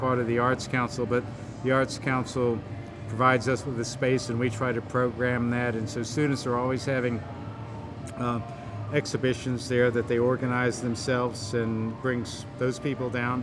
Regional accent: Concord, North Carolina, United States; moved away as an adult; also born or lived in Salisbury, North Carolina / Miami, Florida / Batesville, Arkansas / Columbia, South Carolina; now in Rock Hill, United States; I grew up in a town not too far from here, Concord, North Carolina

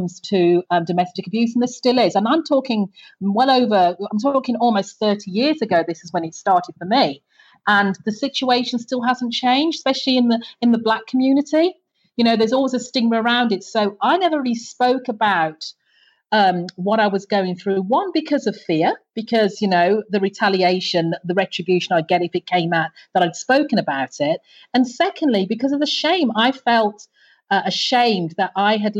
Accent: Birmingham, West Midlands, United Kingdom; now in Antigua; I grew up, as you can tell by my accent, I grew up in the UK. I'm UK born. Mm-hmm. So I grew up in the UK's second largest city.

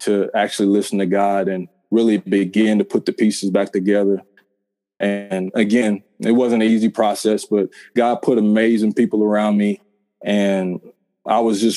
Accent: Carolina, United States; growing up in Carolina

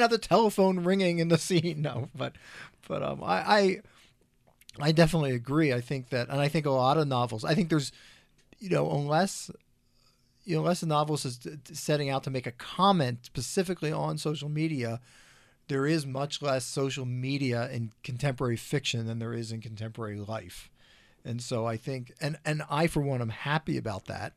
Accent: Philadelphia, Pennsylvania, United States; now in Colorado, United States; I grew up in Philadelphia as well

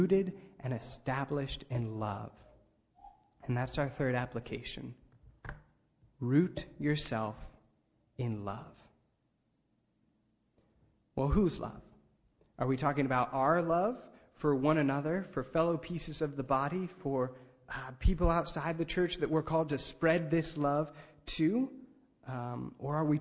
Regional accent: Ligonier, Pennsylvania, United States; I grew up in Ligonier, Pennsylvania

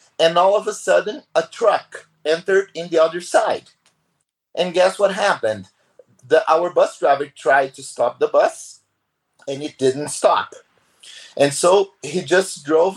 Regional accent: Brazil; I come and here from Brazil

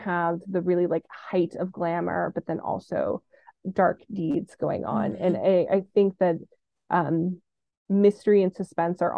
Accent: Orange County, California, United States; now in Los Angeles, United States; I was born and raised in Orange County

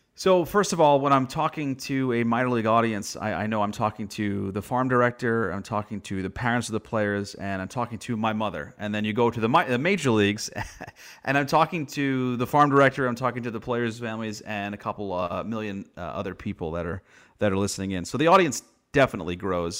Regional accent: New York, United States; growing up in New York

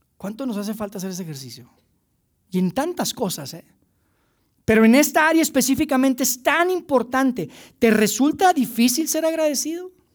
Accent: Mexico

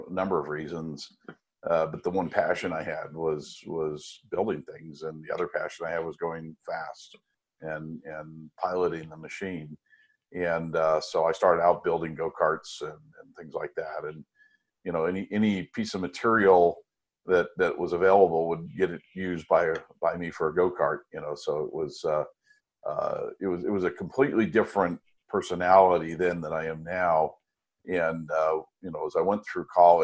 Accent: United States; also born or lived in France

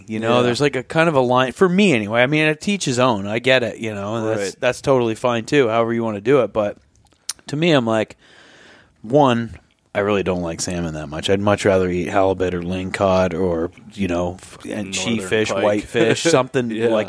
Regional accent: Vermont, United States; I visited people that I grew up near them in Vermont

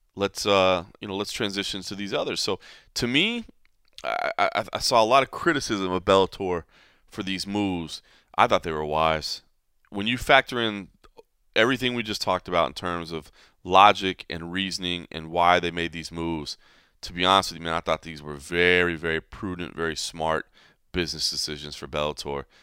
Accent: Dallas, Texas, United States; moved away; my hometown, Dallas, Texas

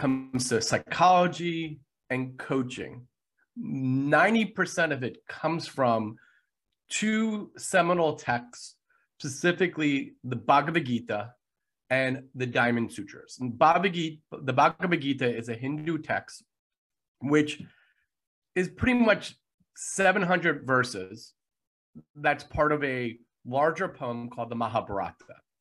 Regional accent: United States; being an American

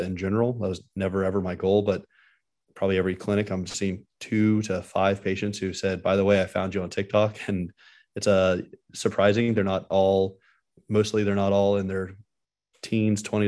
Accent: Dallas, Texas, United States; also born or lived in Miami, Florida / Philadelphia; I grew up in Dallas, which is the same city I'm practicing in now.

